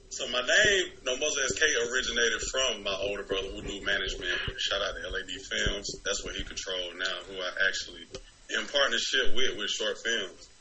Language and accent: English; Decatur, Georgia, United States; I grew up around Decatur, Georgia. You know what I'm saying? Decatur, Georgia, Columbia High School, Matinell Towers, everywhere, all around the whole, pretty much the whole six East Atlanta, all that.